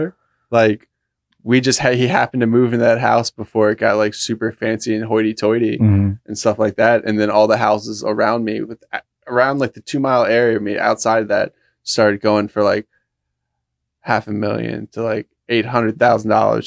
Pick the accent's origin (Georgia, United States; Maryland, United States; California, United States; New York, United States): Maryland, United States; Laurel; There's a little snippet of Laurel that's inside Howard County, right on the edge. And that's where I grew up